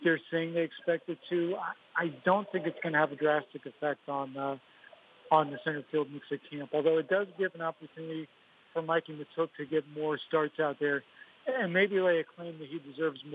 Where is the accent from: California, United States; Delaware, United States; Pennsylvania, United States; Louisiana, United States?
Pennsylvania, United States; outside of Pittsburgh; now in Detroit, United States; I grew up a little bit outside of Pittsburgh, so I grew up a Penguins fan